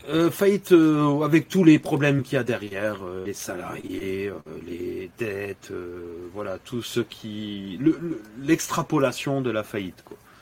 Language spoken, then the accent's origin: French; Dakar, Senegal; now in France; je suis originaire du Sénégal. Je suis né à Dakar